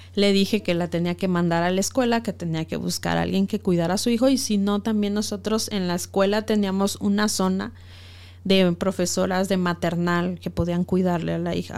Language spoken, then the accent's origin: Spanish; Mexico; moved away as an adult; also born or lived in Ecuador; Yo soy mexicana, soy activista de los derechos humanos